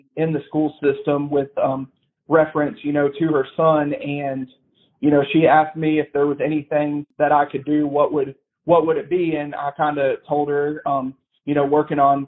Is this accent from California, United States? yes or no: no; Brentwood, Tennessee, United States; also born or lived in Nashville, Tennessee; So I was born and raised in Nashville. I lived in proper Nashville until I was 2 years old. And then our family relocated to Brentwood.